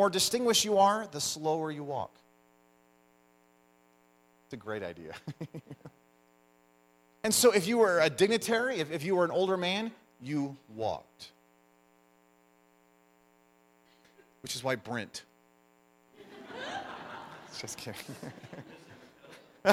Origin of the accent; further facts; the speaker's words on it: United States; I'm American